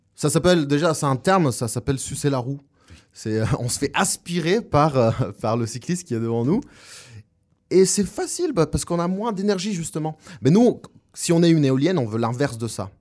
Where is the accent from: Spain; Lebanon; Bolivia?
Bolivia; La Paz; French is a second language; moved away as an adult; also born or lived in Montpellier, France; now in Orléans, France; Je viens de Bolivie d'origine, ça fait 8 ans que je suis en France et je suis né à La Paz, Bolivie